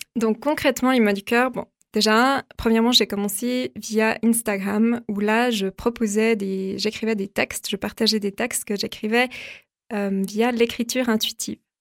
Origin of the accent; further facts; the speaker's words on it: Vaud, Switzerland; also born or lived in Lausanne; je suis lausannoise, mais à la base déjà je viens du Gros de Vaud, enfin dans un petit village